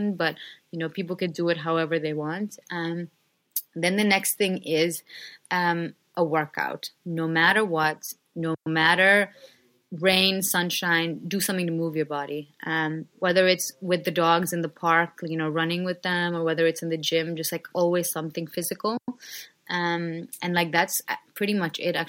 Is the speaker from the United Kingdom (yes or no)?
no; India; moved away; a middle class girl growing up in India